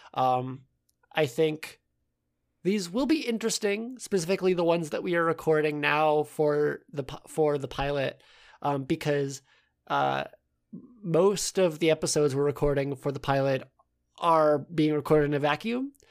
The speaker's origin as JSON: {"language": "English", "country": "United States", "accent": "American", "said": "if you couldn't tell from our accents, we are American"}